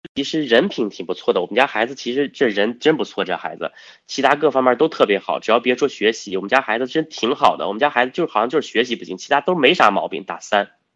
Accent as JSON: {"language": "Chinese", "country": "China", "said": "我们中国人有一诺千金，啊，我们有这样的传统"}